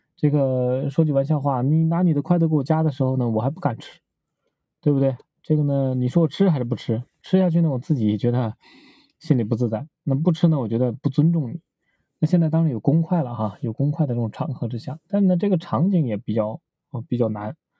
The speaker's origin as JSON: {"language": "Chinese", "country": "China", "said": "在中国嘛，我们中国人都喜欢喝白酒"}